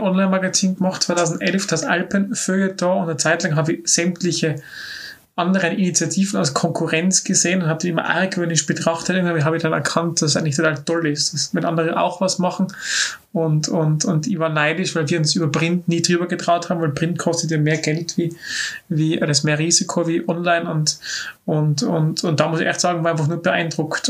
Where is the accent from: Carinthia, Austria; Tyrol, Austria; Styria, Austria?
Tyrol, Austria; Innsbruck; Stadt, wo ich aufgewachsen bin